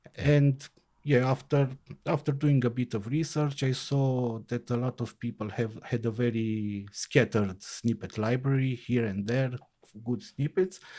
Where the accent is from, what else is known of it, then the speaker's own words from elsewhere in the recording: Timișoara, Timiș County, Romania; I am from Timișoara, Romania.